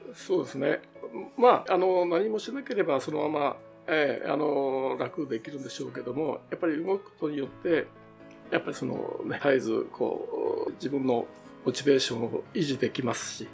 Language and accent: Japanese; Tomakomai, Hokkaido, Japan; 私は苫小牧生まれですね